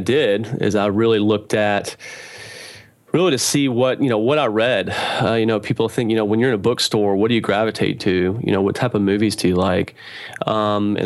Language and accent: English; Knoxville, Tennessee, United States; I'm from Knoxville, Tennessee.